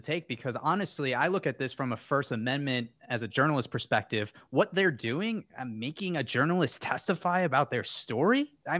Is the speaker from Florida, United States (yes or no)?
yes; Fort Myers, Florida, United States; And I take it personally because I'm from Fort Myers.